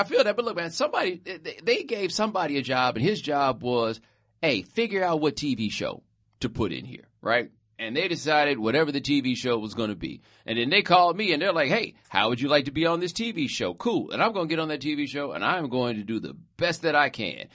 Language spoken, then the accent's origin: English; Houston, Texas, United States; I'm from Houston